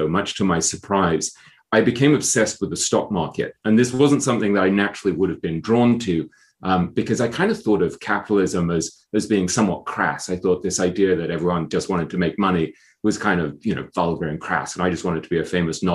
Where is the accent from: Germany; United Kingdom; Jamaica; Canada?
United Kingdom; England; moved away as an adult; also born or lived in Hong Kong / London / New York; I grew up in England.